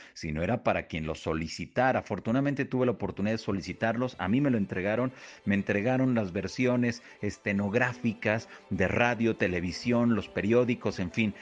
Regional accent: Mexico; de aquí de la República Mexicana

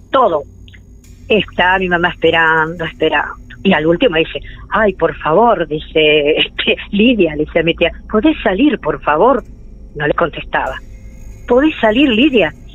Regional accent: Mar del Plata, Buenos Aires Province, Argentina; yo me vine en el año 53 desde Buenos Aires. Mis padres vivían en Buenos Aires, entonces nos vinimos acá a vivir en 1953

